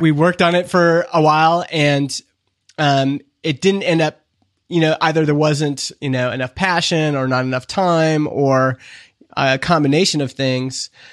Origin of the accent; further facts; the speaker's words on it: Canada; I'm from Canada